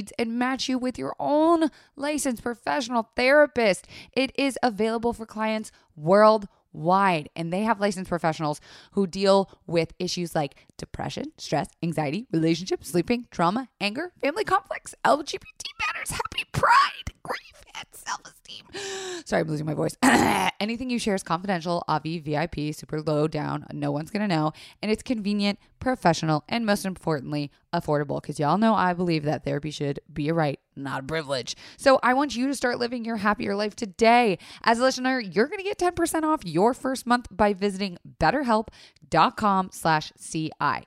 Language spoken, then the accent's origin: English; Florida, United States; I was raised in Florida